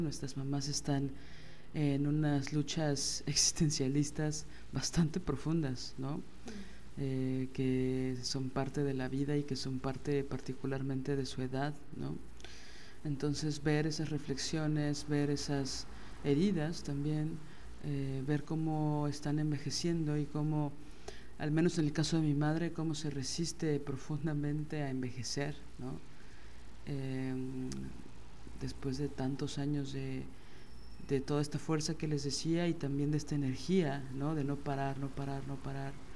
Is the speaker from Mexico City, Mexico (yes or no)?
yes; Mexico City, Mexico; yo soy chilanga